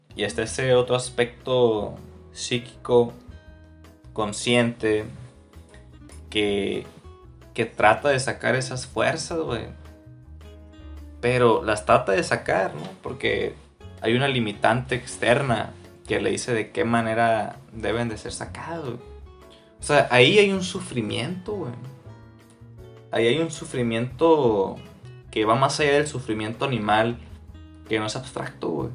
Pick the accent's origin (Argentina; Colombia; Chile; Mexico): Mexico; nací en México, güey, familia católica y todo este pedo.